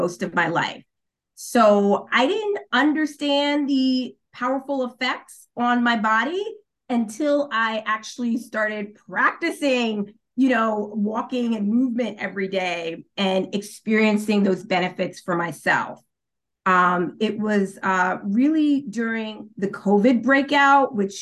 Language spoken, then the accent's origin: English; New York, United States; moved away as an adult; also born or lived in Maryland; now in Washington, D.C., United States; I'm originally from New York, but I've made my home in the Washington, D.C., Maryland area for the past 9 years